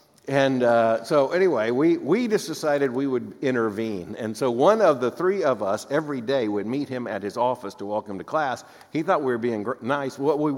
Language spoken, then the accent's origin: English; Florida, United States; moved away; we're two boys from Florida, we'd never seen snow.